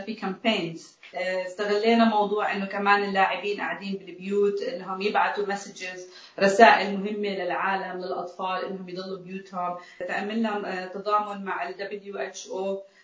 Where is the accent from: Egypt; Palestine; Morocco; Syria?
Palestine; بحياتي كفلسطينيه عربيه عشت تحت ظروف صعبه وتحت احتلال